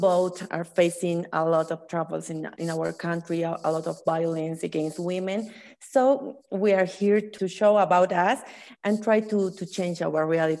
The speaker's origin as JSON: {"language": "English", "country": "Bolivia", "said": "I'm from Bolivia."}